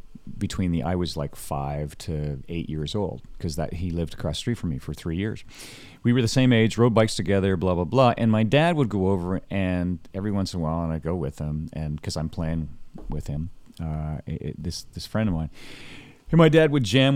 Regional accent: Hanover, Ontario, Canada; also born or lived in Kitchener, Ontario; Lived here till I was five, and then Hanover's my hometown

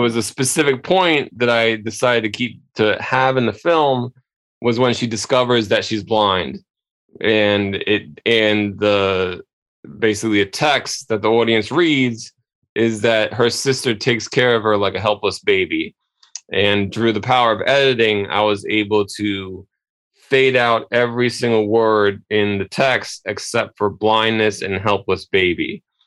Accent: New York City, New York, United States; local television here in in my hometown

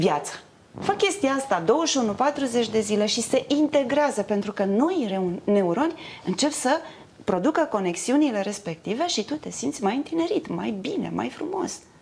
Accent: Romania; sunt din România, că mă întreabă, sunt româncă

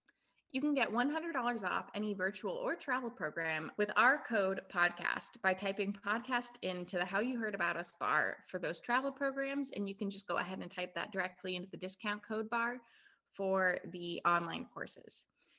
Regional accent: Chicago, Illinois, United States; moved away as an adult; now in Scotland; I'm your Chicagoan host

